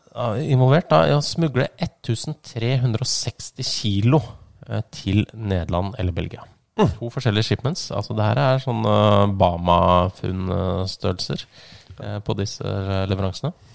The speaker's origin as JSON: {"language": "Norwegian", "town": "Ski", "region": "Akershus", "country": "Norway", "said": "jeg er jo fra Ski"}